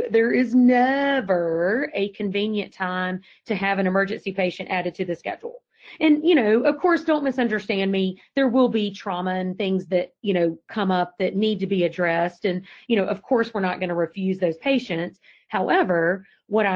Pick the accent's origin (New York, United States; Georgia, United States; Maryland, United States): Georgia, United States; accent: Georgia accent; moved away as an adult; now in Virginia, United States; I've been in Virginia 19 years and I still have not lost my Georgia accent